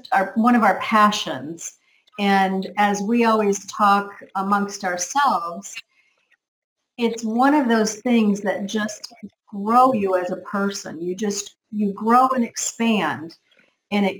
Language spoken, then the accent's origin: English; United States; now in Canary Islands, Spain; I'm from America